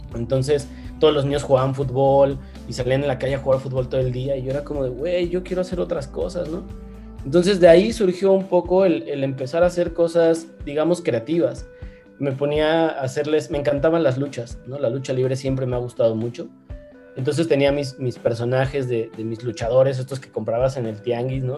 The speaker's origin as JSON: {"language": "Spanish", "town": "León", "region": "Guanajuato", "country": "Mexico", "tie": "born or raised there", "also_born_or_lived": "Mexico City", "said": "realmente crecí acá en León, yo vivo ahora en León, en Guanajuato. Eh, nací en la Ciudad de México"}